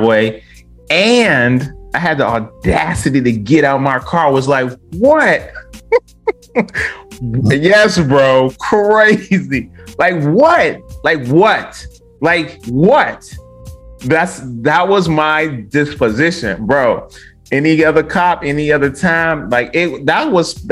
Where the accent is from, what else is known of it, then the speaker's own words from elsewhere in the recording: Westland, Michigan, United States; Me growing up in Detroit, I lived in the suburbial area of Detroit called Westland